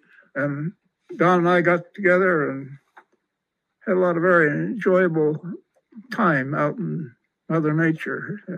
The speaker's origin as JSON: {"language": "English", "region": "Idaho", "country": "United States", "tie": "born or raised there", "moved": "yes", "said": "I was raised up in Idaho, where it was a very lonely existence. A 80-acre farm is a... I was the only third grader in the third grade. There was no second grade."}